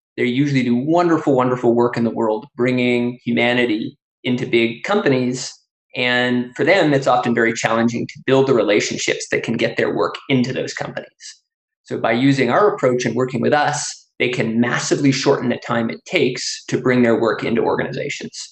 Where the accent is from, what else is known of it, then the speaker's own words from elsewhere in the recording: Canada; now in United States; I grew up in Canada before moving to the US.